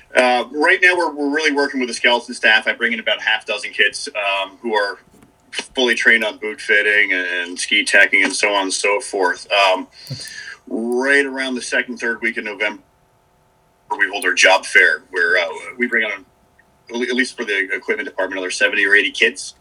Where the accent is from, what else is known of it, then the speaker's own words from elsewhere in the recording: Dutchess County, New York, United States; also born or lived in Boston; I'm from uh, Dutchess County, New York